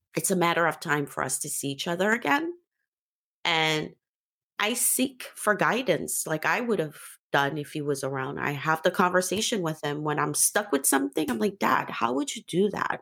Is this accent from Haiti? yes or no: yes; Port-au-Prince, Haiti; moved away; also born or lived in New York / Africa; I'm from Haiti